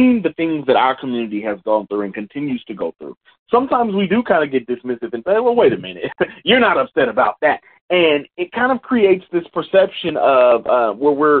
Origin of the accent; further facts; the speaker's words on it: Indianapolis, Indiana, United States; growing up in the Midwest in Indianapolis